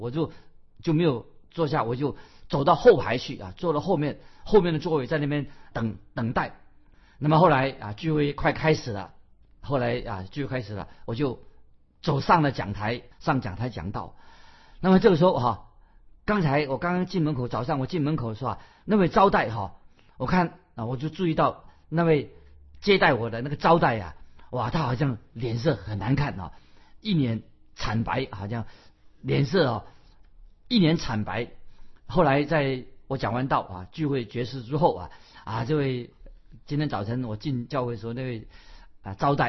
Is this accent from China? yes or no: yes; China; 不要说我们中国人说就拍马屁